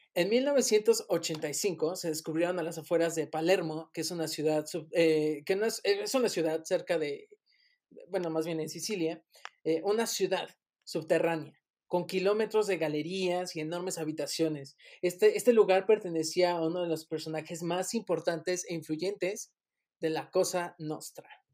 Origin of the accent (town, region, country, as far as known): Mexico